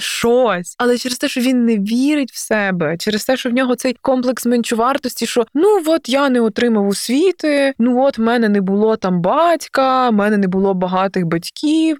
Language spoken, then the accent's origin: Ukrainian; Galicia, Ukraine; я галичанка, що я з Галичини